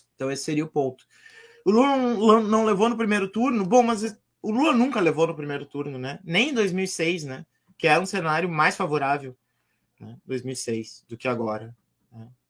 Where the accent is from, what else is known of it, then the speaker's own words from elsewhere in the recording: Rio Grande do Sul, Brazil; eu sou gaúcho